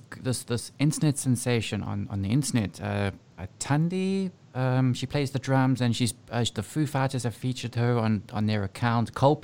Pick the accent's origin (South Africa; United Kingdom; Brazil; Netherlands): South Africa; moved away; growing up in South Africa.